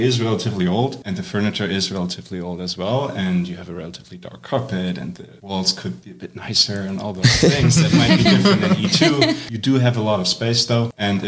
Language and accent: English; Germany; moved away as an adult; now in Evanston, United States; I'm a second year. I'm from Germany. I've never really lived in the US before.